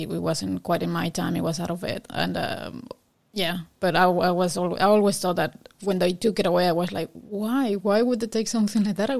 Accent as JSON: {"language": "English", "country": "Mexico", "moved": "as an adult", "said": "I'm from Mexico, and I only came here in 2005."}